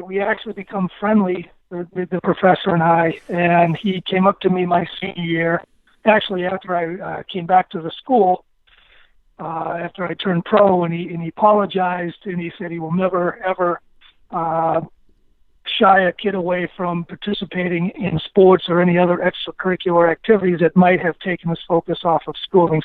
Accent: Stoneham, Massachusetts, United States; I was a local kid growing up in Stoneham, Mass

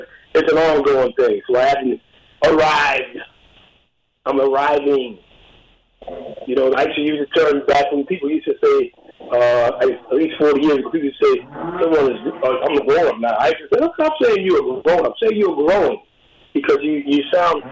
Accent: Albany, New York, United States; I grew up in Albany, New York, early on

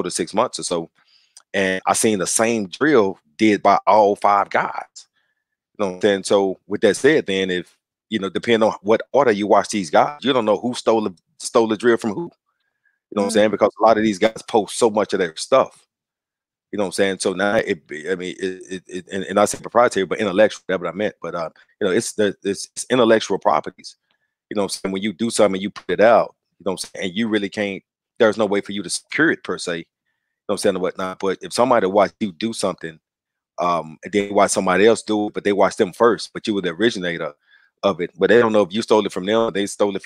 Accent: Dallas, Texas, United States; I grew up in West Dallas, you know, in the project.

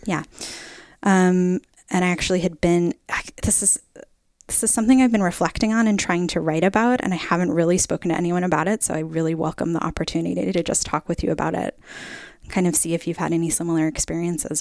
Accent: Middletown, Connecticut, United States; now in Oregon, United States; I grew up in Middletown, Connecticut

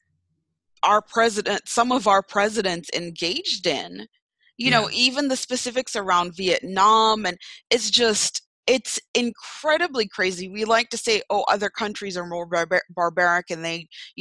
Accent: Jamaica; now in United States; growing up in Jamaica

